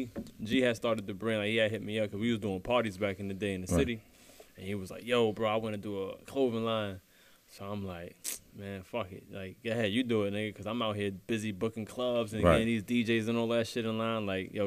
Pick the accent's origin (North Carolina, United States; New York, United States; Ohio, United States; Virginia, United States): New York, United States; New York City; I'm from Brownsville, man.